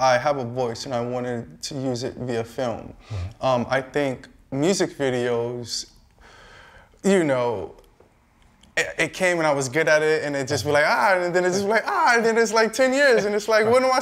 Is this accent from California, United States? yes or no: no; New York City, New York, United States; I'm from New York City, Brooklyn to be exact